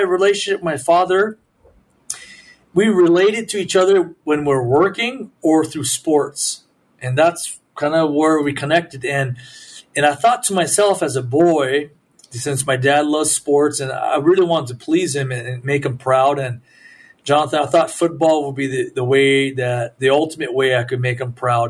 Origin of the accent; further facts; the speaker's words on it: Southern California, United States; my parents are immigrants, and they're immigrants from Japan and we were a blue collar family. And so we grew up in Southern California